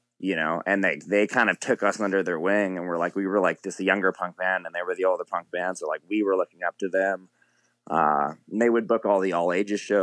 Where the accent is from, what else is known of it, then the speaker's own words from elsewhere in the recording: Fort McMurray, Alberta, Canada; that's where I'm originally from. I was born in Fort Mac